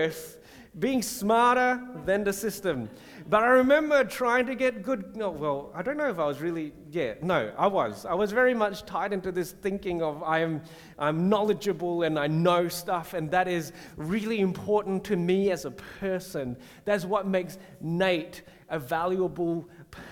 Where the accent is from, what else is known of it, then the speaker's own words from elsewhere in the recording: Singapore; When I was a kid growing up in Singapore